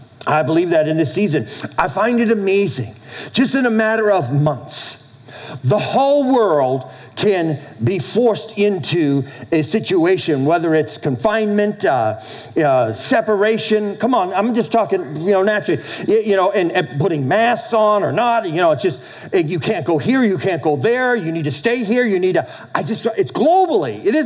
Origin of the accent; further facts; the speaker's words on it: New England, United States; as a kid growing up in New England